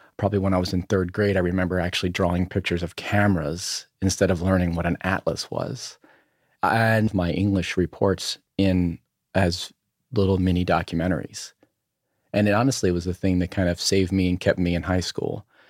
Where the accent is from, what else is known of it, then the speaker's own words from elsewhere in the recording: Berlin, Maryland, United States; also born or lived in Ocean City, Maryland; I grew up on the eastern shore of, of Maryland, uh, in a town of, uh, called, uh, Berlin, Maryland